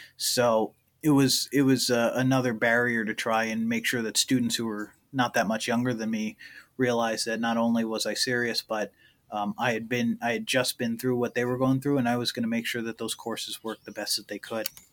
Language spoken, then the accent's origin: English; Middleburg, New York, United States; my hometown in Middleburg, New York